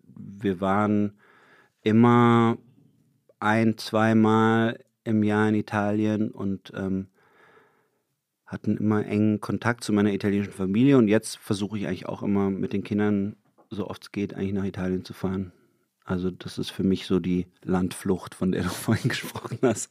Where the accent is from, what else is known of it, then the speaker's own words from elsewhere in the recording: Lörrach, Baden-Württemberg, Germany; moved away; da, wo ich herkomme, das ist ja wirklich genau an der Grenze zu Basel